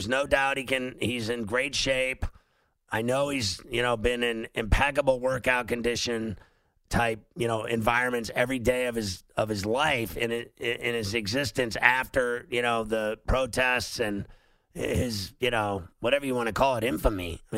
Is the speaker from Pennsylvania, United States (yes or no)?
yes; Philadelphia, Pennsylvania, United States; No, no, I, I'm from Philly.